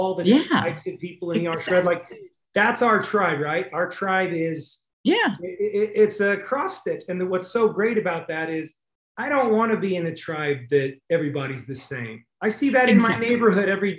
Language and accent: English; the West, United States; I grew up in the West